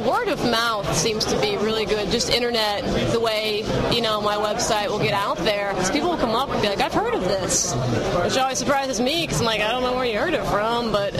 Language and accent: English; Baton Rouge, Louisiana, United States; moved away; I'm originally from Baton Rouge, Louisiana.